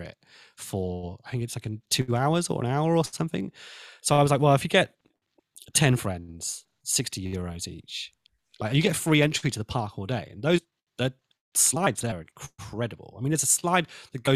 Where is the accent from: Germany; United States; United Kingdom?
United Kingdom; Cornwall, South West England; I'm Cornish